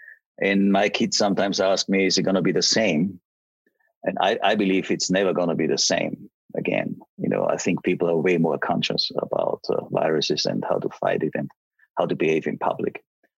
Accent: Graz, Styria, Austria; moved away as an adult; also born or lived in Salt Lake City / Vancouver; I grew up in Graz. It's the second biggest city in Austria. And I went to university there.

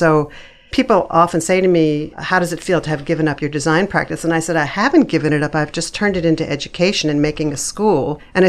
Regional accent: Philadelphia, Pennsylvania, United States; Outside of Philadelphia, Pennsylvania.

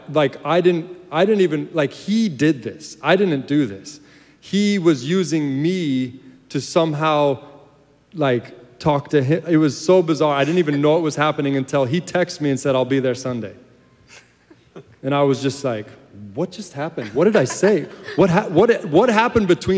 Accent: United States; also born or lived in Ireland; I'm an American

